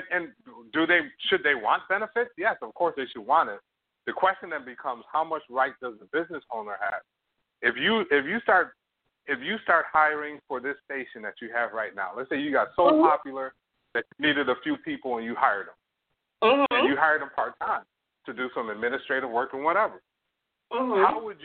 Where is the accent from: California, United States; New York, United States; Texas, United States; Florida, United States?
New York, United States; now in Canada; I'm from New York, but I'm just living here